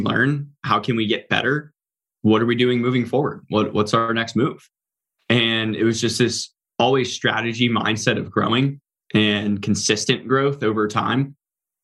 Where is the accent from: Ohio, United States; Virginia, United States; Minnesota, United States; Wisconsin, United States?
Virginia, United States; Norfolk; I grew up in Norfolk. It's the biggest naval base in the US.